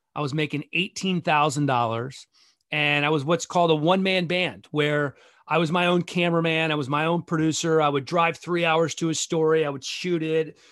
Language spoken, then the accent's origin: English; Gaithersburg, Maryland, United States; moved away; also born or lived in Philippines / Honduras / Idaho / Bethesda; I grew up in Gaithersburg